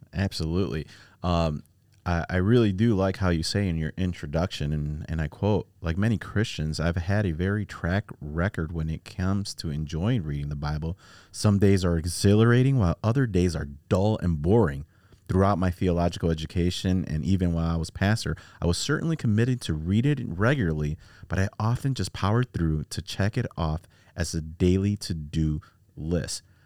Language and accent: English; Chicago, Illinois, United States; I'm from Chi Town